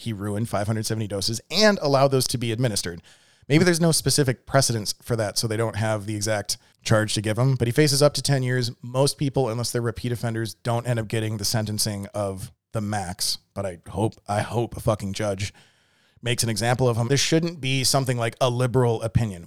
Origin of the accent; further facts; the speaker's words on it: a suburb of Milwaukee, Wisconsin, United States; now in Texas, United States; I grew up in a suburb of Milwaukee.